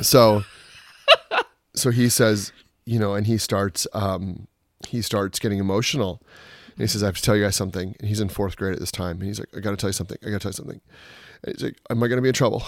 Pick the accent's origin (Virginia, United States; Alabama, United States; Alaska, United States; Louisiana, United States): Alaska, United States; Juneau; moved away; also born or lived in Portland; born and raised in Alaska